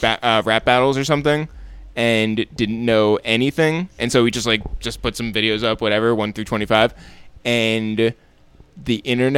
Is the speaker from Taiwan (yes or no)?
yes; Taipei, Taiwan; Well, we grew up in Taipei, so yeah, I guess so.